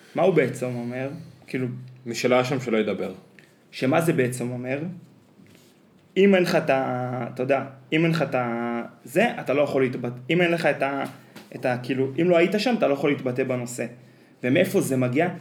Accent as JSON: {"language": "Hebrew", "country": "Israel", "said": "אני בתור קיבוצניק"}